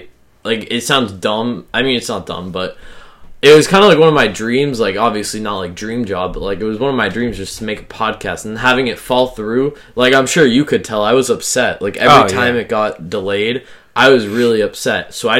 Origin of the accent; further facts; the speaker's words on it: Massachusetts, United States; Grew up in Massachusetts. Lived my whole life in Massachusetts.